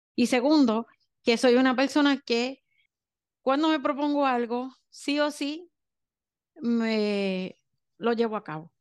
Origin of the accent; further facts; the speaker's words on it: Puerto Rico; soy de Puerto Rico